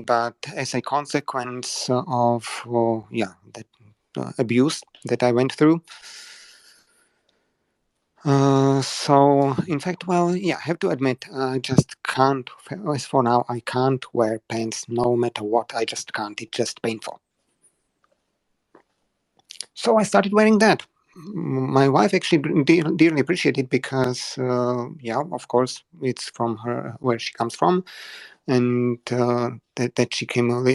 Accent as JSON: {"language": "English", "country": "Slovakia", "said": "Where I come from. But yeah, Slovakia."}